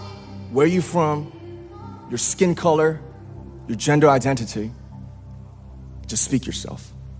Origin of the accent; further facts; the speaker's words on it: Ilsan, Gyeonggi Province, South Korea; I was born in Ilsan, a city near Seoul, South Korea.